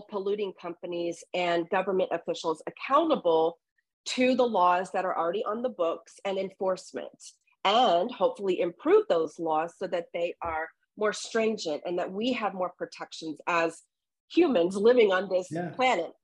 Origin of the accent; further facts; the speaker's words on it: Southeast Texas, United States; I grew up in Southeast Texas here in the US and on the Gulf Coast of Mexico, or the coast of the Gulf of Mexico